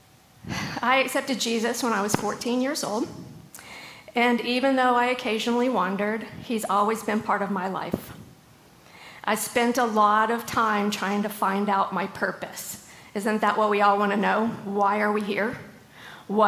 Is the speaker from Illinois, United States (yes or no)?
yes; Southern Illinois, United States; moved away as an adult; also born or lived in Raleigh, North Carolina; now in North Carolina, United States; I grew up in Southern Illinois. At the age of 19, I moved out to Raleigh to work for American Eagle.